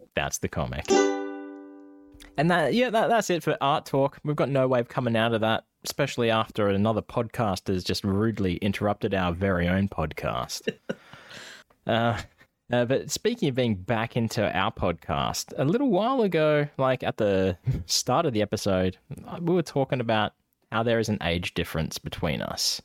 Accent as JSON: {"language": "English", "region": "Scotland", "country": "United Kingdom", "accent": "Scottish", "said": "my Scottish accent"}